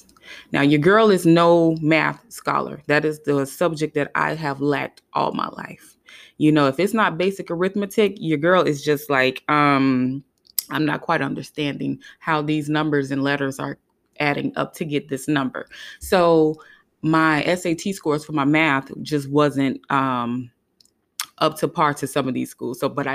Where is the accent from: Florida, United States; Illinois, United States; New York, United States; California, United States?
Florida, United States; Hollywood; you know, I lived in South Florida. I grew up in Hollywood, Florida.